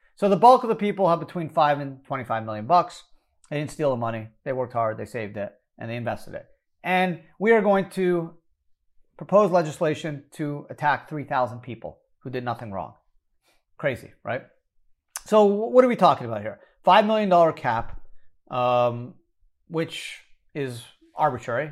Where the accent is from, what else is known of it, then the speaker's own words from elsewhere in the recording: Canada; now in United States; I was born in Canada